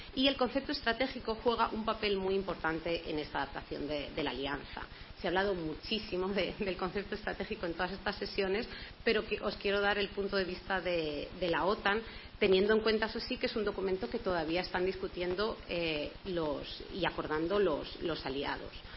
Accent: Toledo, Castilla-La Mancha, Spain; yo además soy de Toledo y siempre es un honor poder jugar en casa

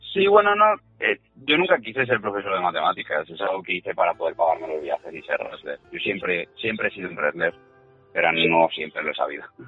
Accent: Spain; siendo español

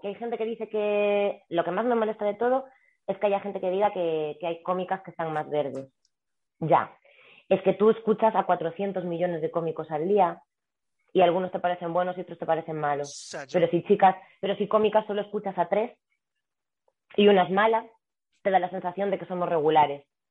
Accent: Galicia, Spain; also born or lived in Vigo; now in Madrid, Spain; yo que soy gallega

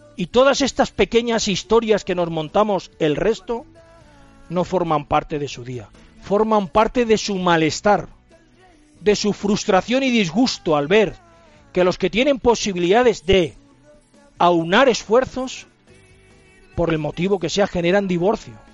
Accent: Valencian Community, Spain; Como buenos valencianos que somos

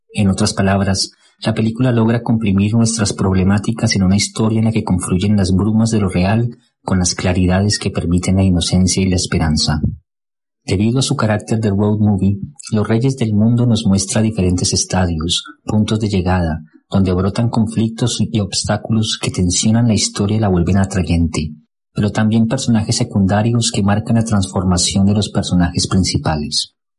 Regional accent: Colombia; como colombiano

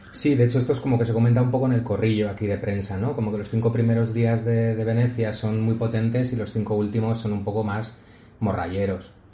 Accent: Spain; como español

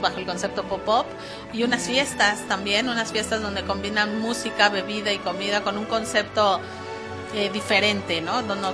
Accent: Mexico; como, como mexicana

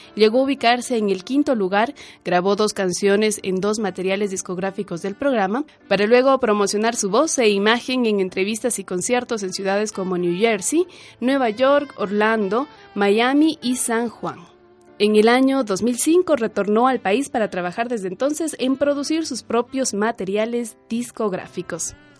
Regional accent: Loja, Ecuador; dentro de nuestra cultura como ecuatorianos, más aún como lojanos

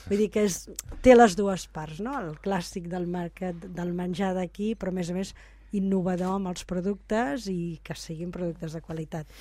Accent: Torroella de Montgrí, Catalonia, Spain; soc de Tarrolla a Montgrí

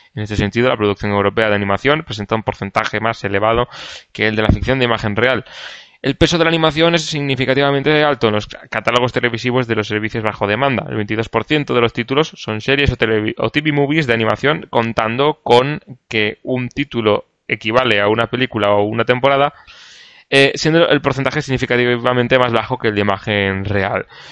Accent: Canary Islands, Spain; Soy canario

